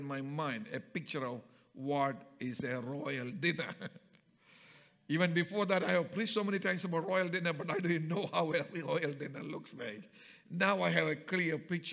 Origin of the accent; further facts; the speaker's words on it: Kerala, India; from my home state of Kerala